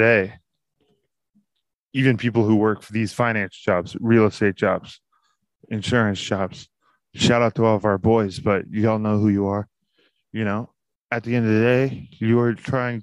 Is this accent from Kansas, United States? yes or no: no; Texas, United States; as a Texan